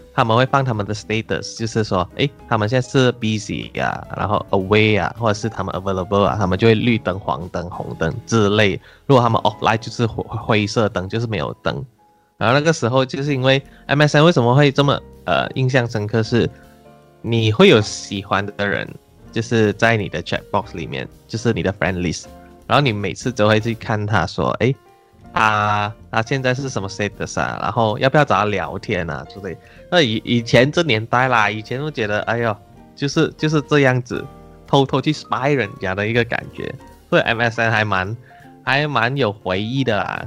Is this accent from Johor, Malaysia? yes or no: no; Taiping, Perak, Malaysia; 因为我也是靠近怡宝，我家乡是太平，所以其实还蛮常去怡宝的